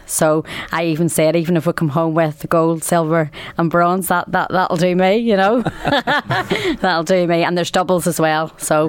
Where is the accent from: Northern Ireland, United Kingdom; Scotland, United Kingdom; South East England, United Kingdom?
Northern Ireland, United Kingdom; Belfast; I'm from Belfast.